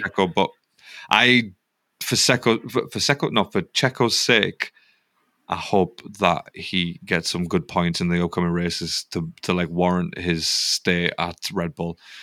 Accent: United Kingdom; we're British.

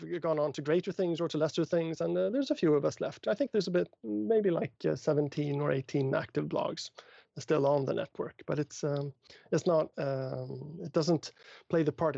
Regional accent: Stockholm, Stockholm County, Sweden; also born or lived in Connecticut; that's my hometown

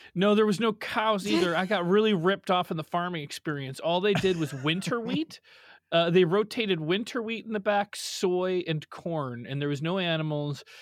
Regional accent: Cary, Illinois, United States; born or raised there

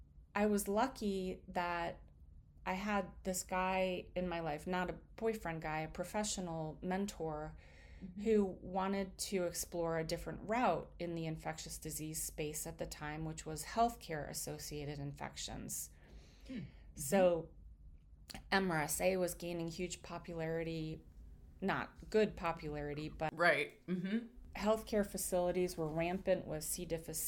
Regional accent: Washington, District of Columbia, United States; moved away as an adult; also born or lived in New Jersey; Growing up in Washington, D.C.

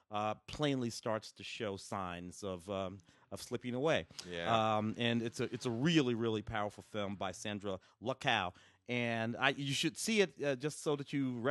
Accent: Tennessee, United States; born there; I was born in Tennessee.

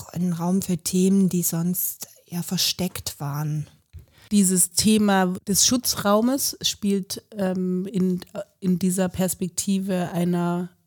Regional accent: West Germany, Germany; now in Leipzig, Germany; Ich komme ja ursprünglich aus Westdeutschland, war 2000 bis 2002 in Leipzig und dann seit 2009 dauerhaft.

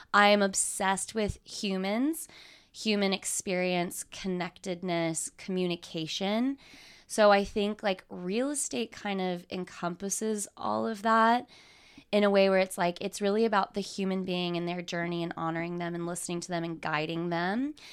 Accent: Texas, United States; moved away as an adult; also born or lived in Lubbock / New York / Los Angeles; now in Dallas, United States; growing up in Texas

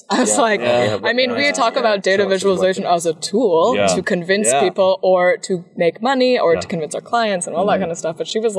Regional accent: United States; I'm American

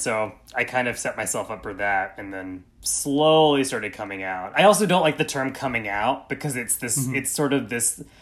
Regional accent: East Tennessee, United States; grew up in a very conservative, very white, small town in East Tennessee

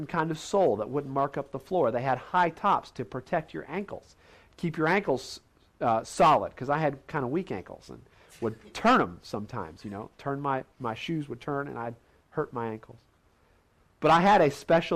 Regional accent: Indiana, United States; Growing up in Indiana, Hoosier boy, we played basketball all the time

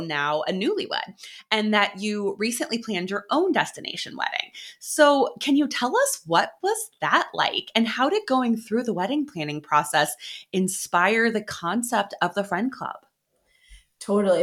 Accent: Orange County, California, United States; also born or lived in Chicago; I grew up in Orange County, California

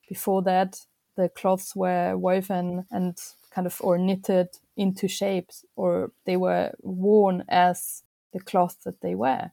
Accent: Vienna, Austria; moved away as an adult; now in London, United Kingdom; I was born in Vienna and was raised there as well.

